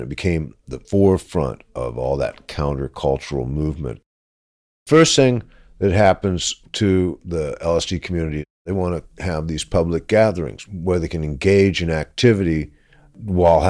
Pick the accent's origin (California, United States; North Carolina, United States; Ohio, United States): California, United States; Berkeley; born and raised in Berkeley, California